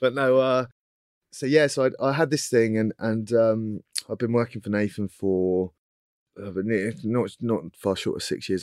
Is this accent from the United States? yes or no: no; Cornwall, South West England, United Kingdom; moved away as an adult; now in London, United Kingdom; I'm Cornish